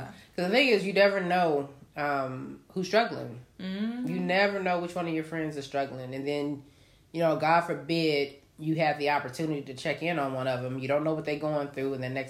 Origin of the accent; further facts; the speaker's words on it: New York, United States; moved away; I'm a New Yorker.